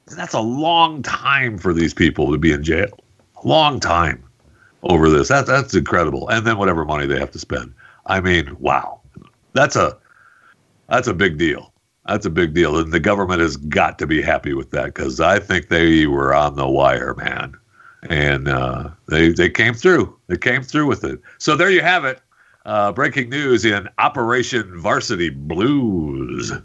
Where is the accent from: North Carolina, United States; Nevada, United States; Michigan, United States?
Michigan, United States; Saginaw; I'm from you know I was born in Saginaw